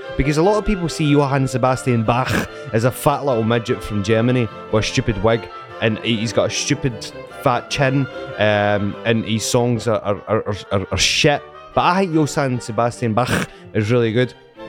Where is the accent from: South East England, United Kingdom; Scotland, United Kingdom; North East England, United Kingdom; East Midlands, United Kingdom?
Scotland, United Kingdom; accent: Scottish